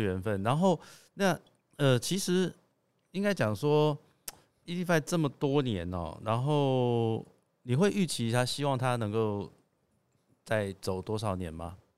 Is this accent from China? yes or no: no; Taipei, Taiwan; 我是台北人，哈，从小也是住在台北